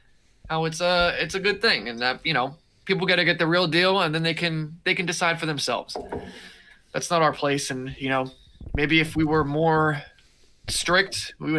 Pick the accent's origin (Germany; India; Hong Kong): India; I'm from India and I want to get started.